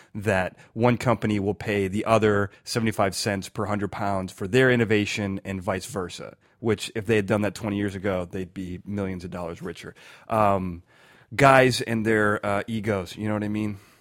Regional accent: United States; I'm an American

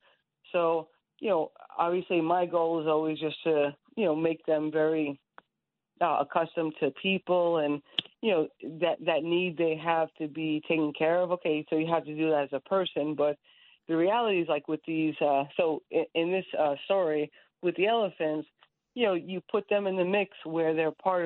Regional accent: Bohemia, New York, United States; as a kid growing up in Long Island, it's so nice to grow up in that sort of environment

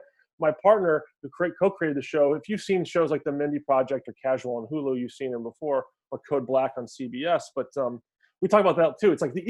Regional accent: Virginia, United States; Danny McBride, who, you know, shout out to Danny McBride, you know, is from my hometown in Virginia.

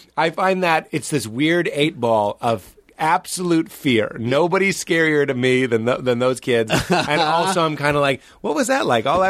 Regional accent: Lexington, United States; Growing up in Lexington, which is a little bit snooty

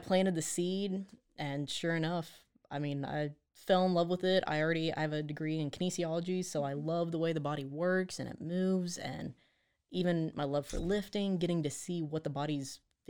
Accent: Texas, United States; I'm not a Waco native, but I'm definitely a Texan through and through.

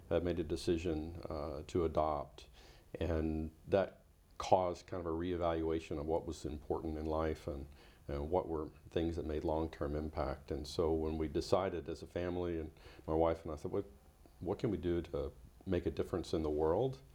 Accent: DR Congo; moved away as an adult; also born or lived in Tennessee, United States; now in United States; Was born in Tennessee in the U.S., but I grew up in the Congo, so my life is framed by uh, having spent my early years through high school graduating in the context of uh, a turbulent country in Africa

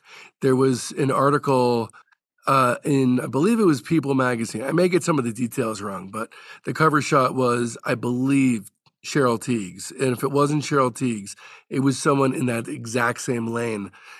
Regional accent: New Jersey, United States; I grew up in New Jersey

